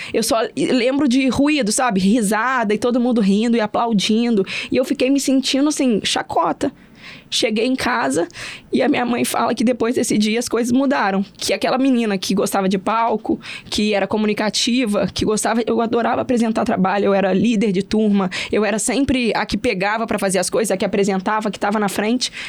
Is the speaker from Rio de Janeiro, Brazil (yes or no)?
yes; Porciúncula, Rio de Janeiro, Brazil; now in Vitória, Brazil; eu moro em Vitória hoje, mas eu sou do interior do Rio, sou de Porciúncula, uma cidade pequena.